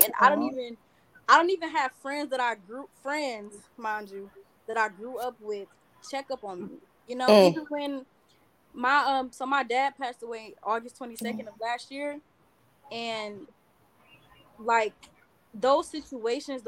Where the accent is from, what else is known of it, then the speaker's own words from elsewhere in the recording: Detroit, Michigan, United States; I'm from Detroit